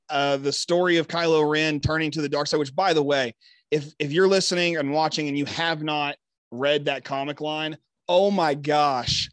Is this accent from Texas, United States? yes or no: yes; Texas, United States; I'm here repping just my home state